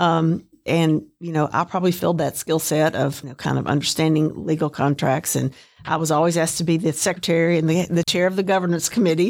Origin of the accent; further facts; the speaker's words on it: Chattanooga, Tennessee, United States; Signal was great. It was a very nice community to live